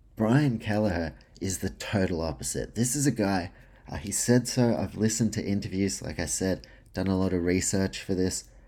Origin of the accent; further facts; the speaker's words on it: New Zealand; also born or lived in Australia; I'm a Kiwi slash Australian with some Polish heritage in there